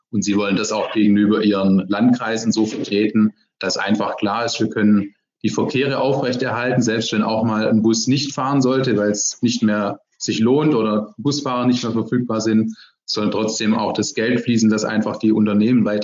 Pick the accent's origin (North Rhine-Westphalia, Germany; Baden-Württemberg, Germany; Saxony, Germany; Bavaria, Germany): Baden-Württemberg, Germany; Ludwigsburg; Deshalb bin ich jetzt heute auch in Ludwigsburg, in meinem Heimatort im Wahlkreis.